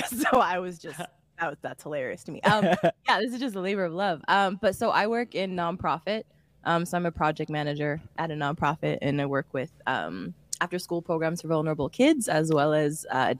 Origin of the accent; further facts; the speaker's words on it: Calgary, Alberta, Canada; moved away as an adult; now in Edmonton, Canada; I'm originally from Calgary, so like 3 hours south, rival hockey world. So I moved here for school and then just kind of stayed.